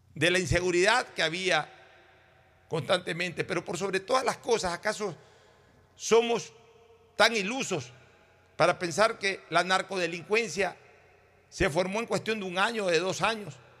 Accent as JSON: {"language": "Spanish", "town": "Guayaquil", "region": "Guayas", "country": "Ecuador", "tie": "born or raised there", "said": "Yo hoy acá en Guayaquil ya casi no quiero estar y soy esencialmente guayaquileño"}